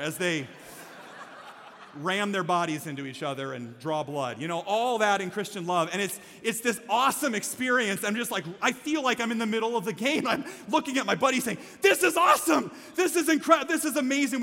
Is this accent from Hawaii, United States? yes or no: no; Iowa, United States; I'm from Iowa